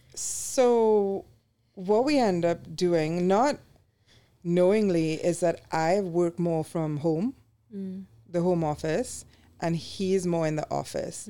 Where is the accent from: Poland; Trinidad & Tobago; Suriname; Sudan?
Trinidad & Tobago; moved away as an adult; now in United States; when we were growing up, you know, in the eighties and nineties in the Caribbean